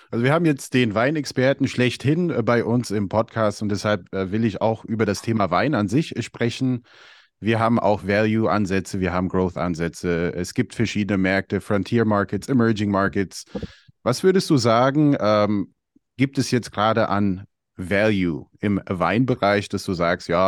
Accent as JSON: {"language": "German", "country": "Albania", "said": "ich komme ja selber aus Albanien und ich kann auch sagen, wir haben Qualitätswein bei uns"}